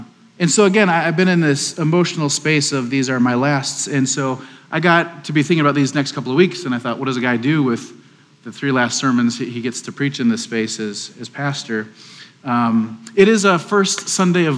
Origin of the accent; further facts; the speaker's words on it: Wisconsin, United States; now in Waco, United States; I'm from Wisconsin